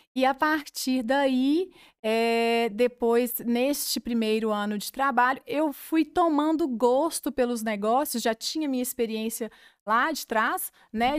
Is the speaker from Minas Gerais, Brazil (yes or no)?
yes; Cláudio, Minas Gerais, Brazil; moved away as an adult; now in Divinópolis, Brazil; sou claudiense, sou de Cláudio